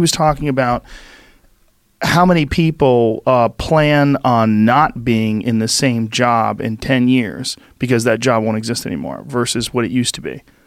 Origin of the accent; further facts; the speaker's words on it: Boston, Massachusetts, United States; where I grew up in Boston